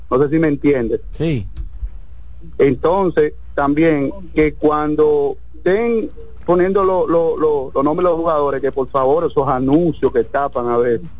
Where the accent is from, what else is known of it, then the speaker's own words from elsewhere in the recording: Villa Consuelo, Distrito Nacional, Dominican Republic; No, yo soy, Villa, yo soy de Villa Consuelo, está bien, no hay problema.